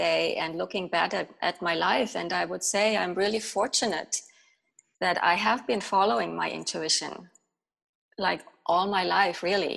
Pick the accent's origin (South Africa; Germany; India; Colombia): Germany; moved away as an adult; also born or lived in Estonia / New York City, United States; now in Beacon, United States; I was born in Estonia, grew up in Germany, and then in my early 20s came to New York City. And now I'm living in Beacon, New York